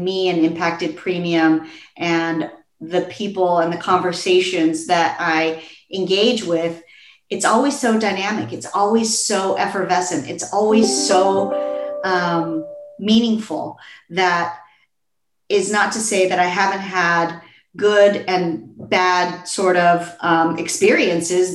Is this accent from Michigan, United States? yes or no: no; Los Angeles, California, United States; to be back in my hometown and to be in Los Angeles